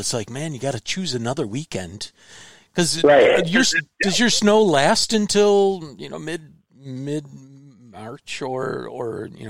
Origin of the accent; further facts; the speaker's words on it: Illinois, United States; moved away; I'm a recovering Illinoisian myself.